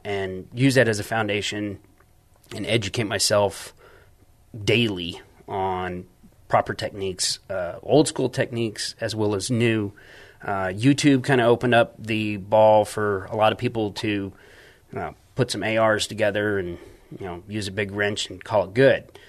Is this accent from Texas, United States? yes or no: yes; San Antonio, Texas, United States; I'm from San Antonio.